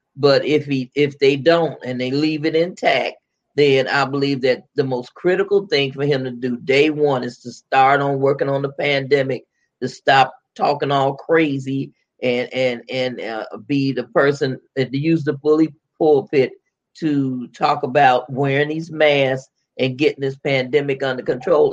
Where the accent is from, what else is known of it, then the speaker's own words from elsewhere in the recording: Chicago, Illinois, United States; I was born and raised in Chicago. I am I'm not from down yonder